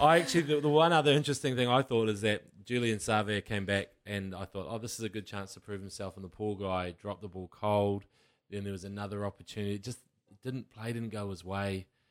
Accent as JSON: {"language": "English", "region": "Waikato", "country": "New Zealand", "tie": "born or raised there", "said": "I grew up in the Waikato where people would just ring cowbells"}